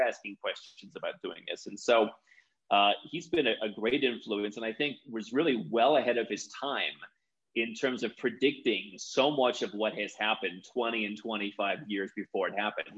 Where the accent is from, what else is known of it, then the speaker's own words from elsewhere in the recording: Cleveland, Ohio, United States; moved away as an adult; also born or lived in Kuala Lumpur, Malaysia; now in Bogota, Colombia; growing up in Cleveland, Ohio, very ethnic town.